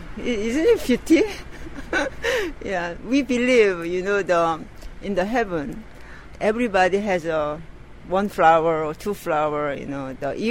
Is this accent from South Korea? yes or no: yes; Seoul, South Korea; English is a second language; moved away as an adult; now in New York, United States; I'm from Seoul, Gangnam.